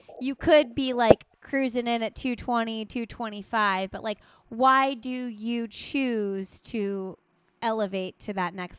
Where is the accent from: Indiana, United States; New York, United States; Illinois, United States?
Indiana, United States; I'm from Indiana.